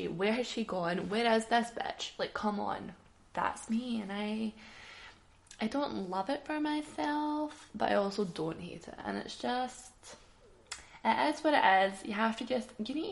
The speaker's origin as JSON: {"language": "English", "town": "Glasgow", "region": "Scotland", "country": "United Kingdom", "said": "I'm a Glaswegian"}